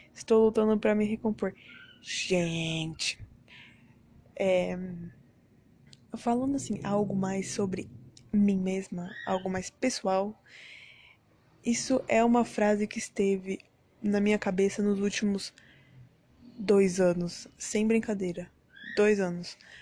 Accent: Brazil; moved away; sou brasileira, mas já morei em outros países, em outro país, na verdade, um só.

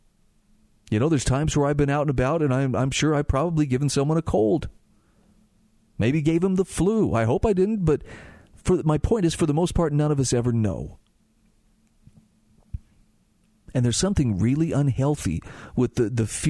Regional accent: Utah, United States; in my home state of Utah

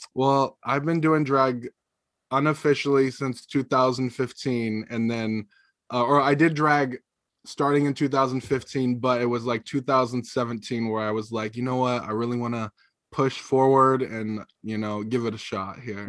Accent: Drain, Oregon, United States; born or raised there; also born or lived in California; now in Eugene, United States

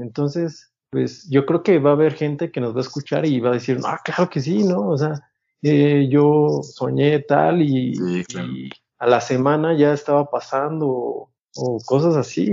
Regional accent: Mexico; lo que somos, pues, como mexicanos

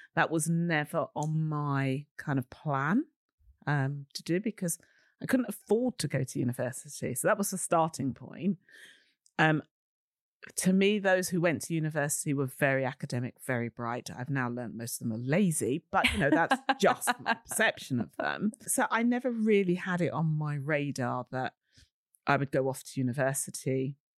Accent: London, United Kingdom; I'm a girl from Shepherd's Bush, West London. I'm always proud of the West London bit.

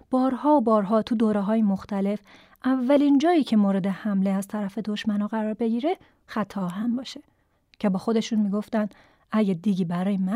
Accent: Iran

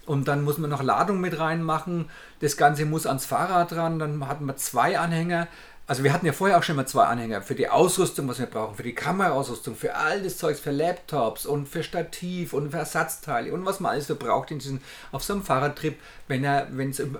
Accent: Bavaria, Germany; Wir kommen aus Bayern, um Gottes Willen. Und äh, das sind ja 1000 Kilometer eine Richtung

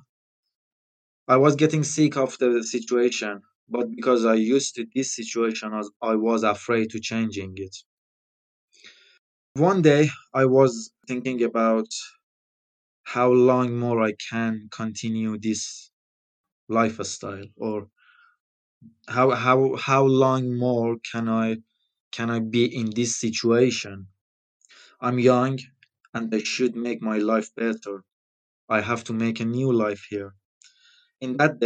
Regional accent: Iran; English is a second language; now in United Kingdom; I'm from Iran

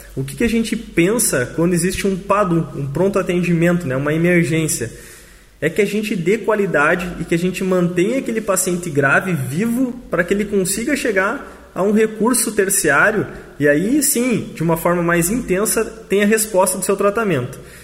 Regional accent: Machadinho, Brazil; somos nós aqui de Machadinho

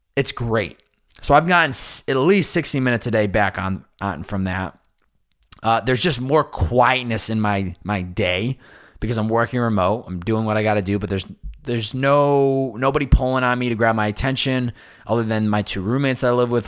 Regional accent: Massachusetts, United States; now in Southern California, United States; growing up on the Northeast, A K A Massachusetts

